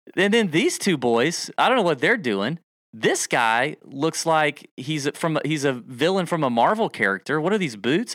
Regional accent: the South, United States; I'm from the South.

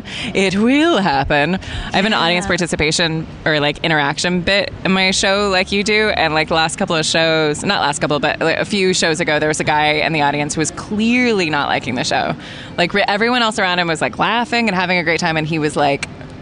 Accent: California, United States; My dad, no, grew up all over. My dad was in the military, so kind of lived all over, but mostly California.

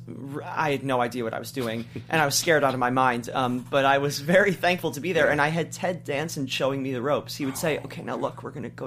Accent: Cleveland, Ohio, United States; also born or lived in Beachwood, Ohio; now in Los Angeles, United States; I grew up in Cleveland, Ohio

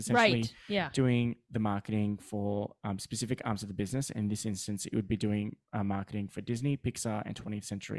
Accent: Australia; accent: Australian; we all have Australian accents because we born and raised in Australia

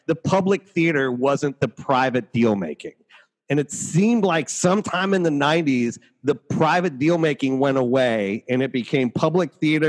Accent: Ohio, United States; I'm from Ohio

